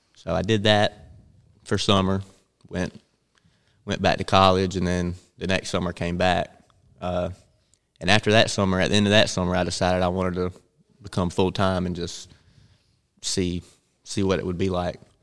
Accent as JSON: {"language": "English", "town": "Bennettsville", "region": "South Carolina", "country": "United States", "tie": "born or raised there", "said": "I'm from Bennett'sville, which is about forty-five minutes from Florence"}